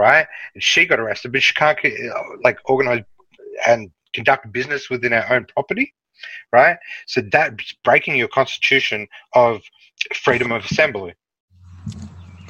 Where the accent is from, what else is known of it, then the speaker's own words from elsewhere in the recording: Melbourne, Victoria, Australia; I'm from Melbourne